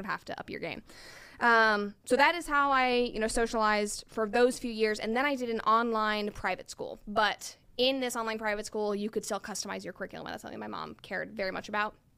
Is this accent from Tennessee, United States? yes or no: yes; Chattanooga, Tennessee, United States; moved away; also born or lived in Atlanta / New York / Los Angeles; I am originally from Chattanooga, Tennessee, and then I moved to California to pursue acting about ten years ago